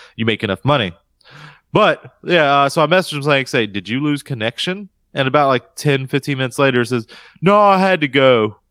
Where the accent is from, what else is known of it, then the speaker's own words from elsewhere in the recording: United States; this Carolina boy